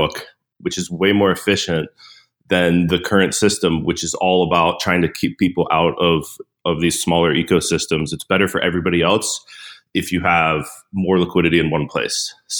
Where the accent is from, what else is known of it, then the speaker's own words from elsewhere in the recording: Pittsburgh, Pennsylvania, United States; I grew up in Pittsburgh, Pennsylvania